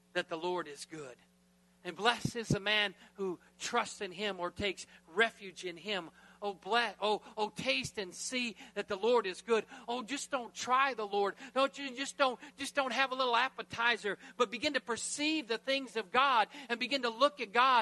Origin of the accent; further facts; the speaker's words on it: United States; I'm American